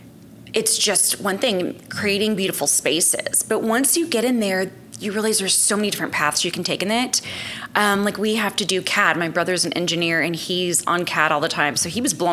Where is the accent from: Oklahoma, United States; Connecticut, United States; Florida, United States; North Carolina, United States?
Oklahoma, United States; Enid; also born or lived in Colorado; I was born in Colorado. Okay. And then my parents moved us to Enid for my dad to take a better job